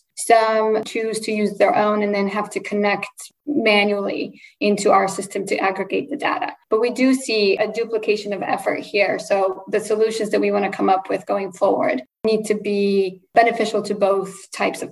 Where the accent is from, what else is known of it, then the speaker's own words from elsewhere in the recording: Poland; first language Polish; English is a second language; moved away; I was born in Poland and my first language is Polish.